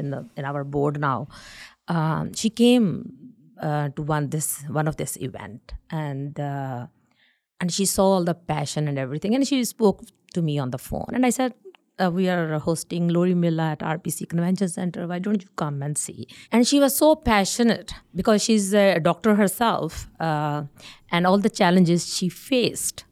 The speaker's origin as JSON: {"language": "English", "region": "North India", "country": "India", "moved": "as an adult", "lives_now": "Winnipeg, Canada", "said": "I'm from North India"}